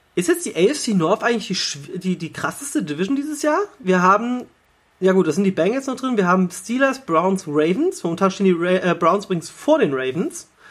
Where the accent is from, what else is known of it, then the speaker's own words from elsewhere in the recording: Hanover, Lower Saxony, Germany; als gebürtiger Hannoveraner